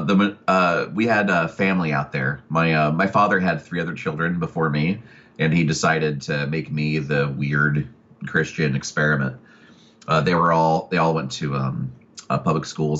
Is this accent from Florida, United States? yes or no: no; Oklahoma City, Oklahoma, United States; also born or lived in Atlanta, Georgia; I was born in Atlanta, Georgia, and raised primarily in Oklahoma City